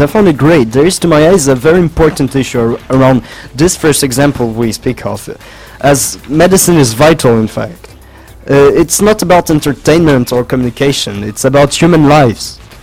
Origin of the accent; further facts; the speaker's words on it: France; English is a second language; I'm from the French delegation.